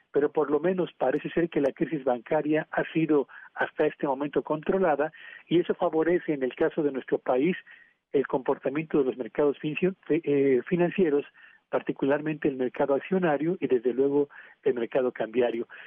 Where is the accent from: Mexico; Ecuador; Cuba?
Mexico